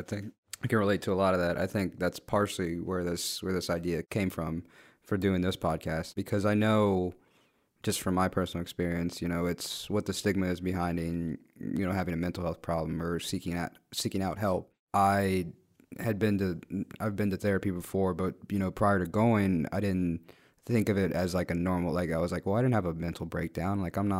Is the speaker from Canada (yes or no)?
no; Guatemala; where are you from again? And I said, oh, Guatemala.